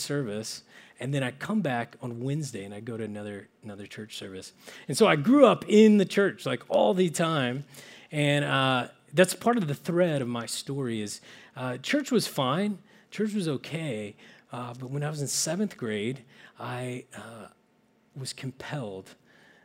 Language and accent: English; Oklahoma, United States; now in Menlo Park, United States; I'm originally from small towns in Oklahoma